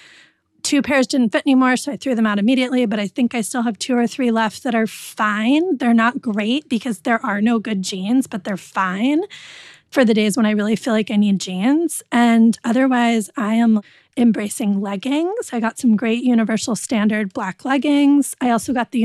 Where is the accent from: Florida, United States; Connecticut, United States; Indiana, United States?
Connecticut, United States; I'm from Connecticut, so I can't not be preppy sometimes